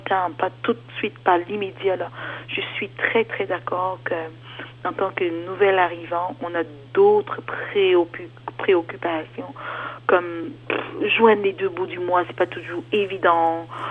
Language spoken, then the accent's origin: French; Cameroon; moved away as an adult; also born or lived in Germany / Toronto, Canada; now in Ontario, Canada; je suis d'origine camerounaise